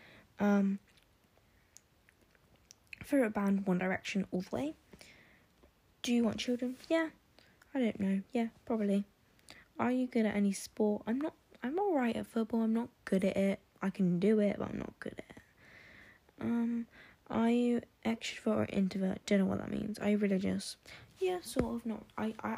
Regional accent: Oxfordshire, South East England, United Kingdom; I'm from Oxfordshire in the UK

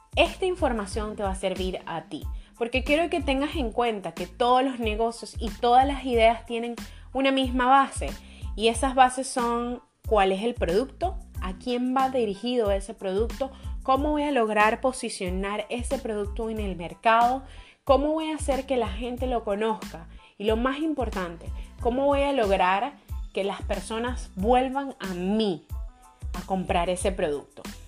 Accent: Venezuela; soy venezolana

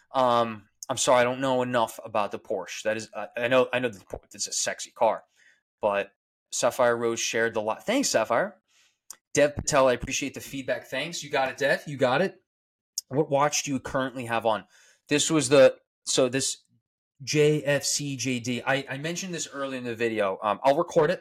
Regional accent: Smithtown, New York, United States; I went to St. Anthony's High School on Long Island, New York. Um, that's in Huntington and I'm from Smithtown on Long Island

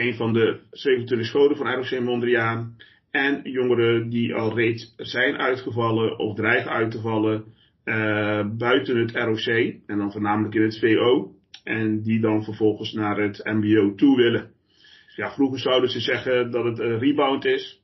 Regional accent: Eindhoven, North Brabant, Netherlands; moved away as an adult; now in The Hague, Netherlands; ik kom oorspronkelijk ook eh, van buiten de Randstad. Eh, ik kom uit Eindhoven

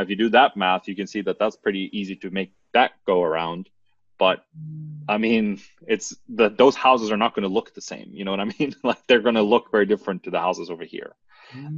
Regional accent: Norway; English is a second language; a city close to my hometown here in Norway

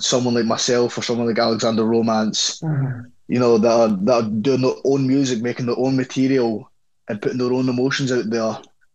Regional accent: Livingston, Scotland, United Kingdom; I'm from Livingston

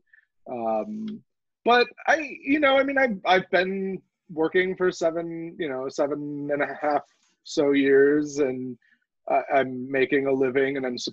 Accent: Chicago, Illinois, United States; moved away as an adult; also born or lived in New York; now in Los Angeles, United States; I grew up in Chicago

